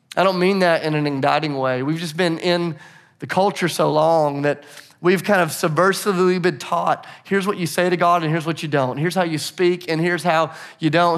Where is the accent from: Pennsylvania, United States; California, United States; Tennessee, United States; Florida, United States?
Tennessee, United States; Nashville; I'm from Nashville